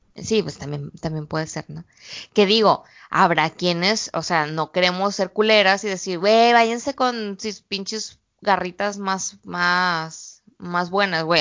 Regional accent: Mexico; moved away as an adult; also born or lived in Guadalajara / Culiacán; now in China; todas las mujeres somos mexicanas

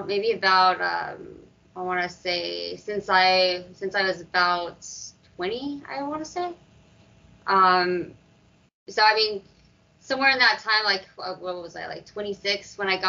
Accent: Dallas, Texas, United States; I'm from Dallas, Texas

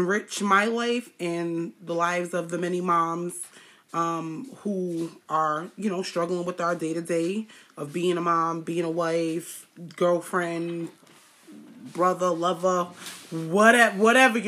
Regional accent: Rhode Island, United States; I'm from Rhode Island

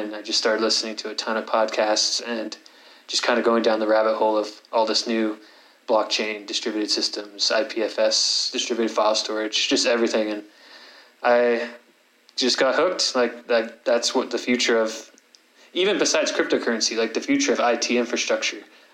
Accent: San Francisco Bay Area, California, United States; moved away; also born or lived in Utah; I grew up in the San Francisco Bay Area

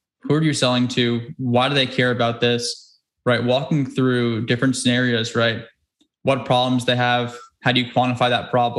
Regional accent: New York, United States; growing up in New York

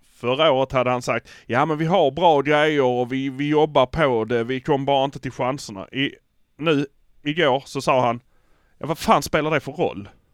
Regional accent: Malmö, Skåne, Sweden; vi är från Malmö.

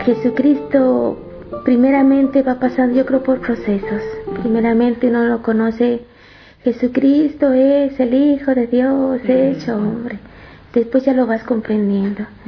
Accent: Matehuala, San Luis Potosí, Mexico; nací en Matehuala, San Luis Potosí, es la parte norte de la República Mexicana

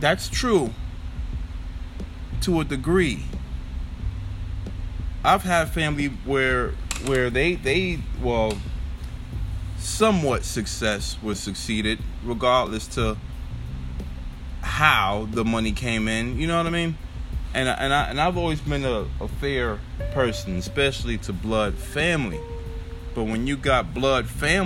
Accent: New York, United States; I'm from New York

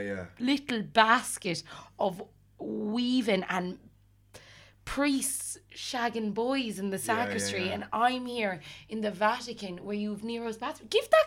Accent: Ireland; We were a group of 8 Irish women growing up in Catholic Ireland.

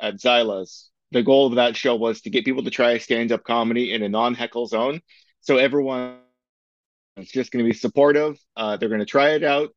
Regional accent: Waterdown, Ontario, Canada; also born or lived in Toronto / Hamilton; I was born in Toronto, and then we moved to Waterdown '93. I'm pretty sure it was. So I went to school in Waterdown and then eventually went to high school in Hamilton.

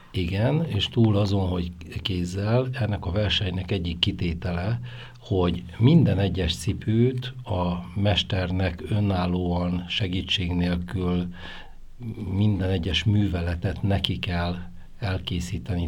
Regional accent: Oradea, Bihor County, Romania; now in Kisgyőr, Hungary; ahol én születtem Nagyváradon, ott nagyon sokan dolgoztak ebbe a szakmába

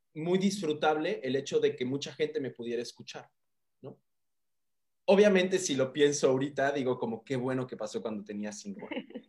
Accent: Mérida, Yucatán, Mexico; moved away; yo crecí en Mérida, viví muchos años en Mérida, mi niñez, mi primera niñez la viví en Mérida, Yucatán

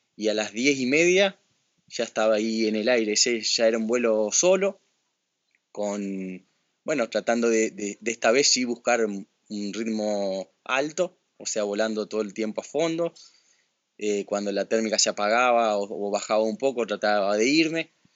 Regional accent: Paraná, Entre Ríos, Argentina; yo soy de, Paraná. Paraná está en la provincia de Entre Ríos

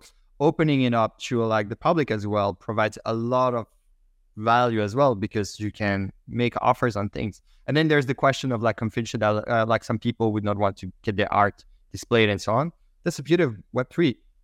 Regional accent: Belgium; first language French; English is a second language; moved away; I speak French initially, I'm from Belgium

